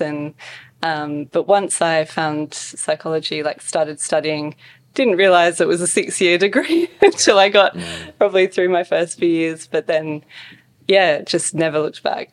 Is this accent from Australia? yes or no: yes; Western Australia, Australia; also born or lived in Scotland / Perth, Australia; grow up in a small country town, you know, small school